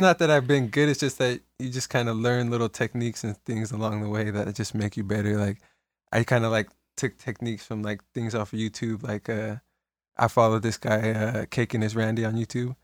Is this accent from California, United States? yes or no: yes; Salinas, California, United States; I was born in Salinas, born and raised in Salinas